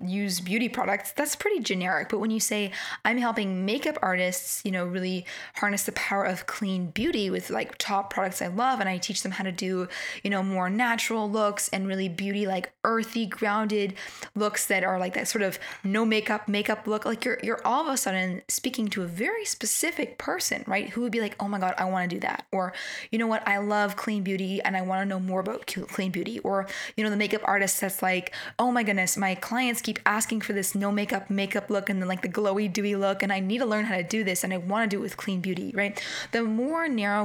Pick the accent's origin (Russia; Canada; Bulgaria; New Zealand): Canada; accent: Canadian; with my Canadian accent